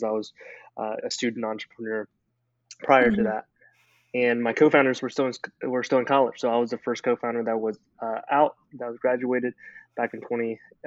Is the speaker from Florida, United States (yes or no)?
no; Memphis, Tennessee, United States; moved away as an adult; also born or lived in China; now in Nashville, United States; I grew up in China, came here to the United States when I was 8 years old. Was raised in Memphis, Tennessee.